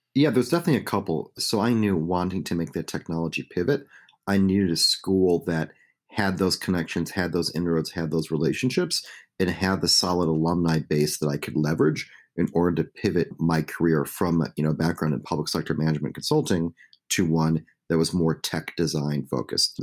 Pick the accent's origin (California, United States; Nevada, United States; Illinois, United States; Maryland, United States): Illinois, United States; Chicago; a young kid growing up in Chicago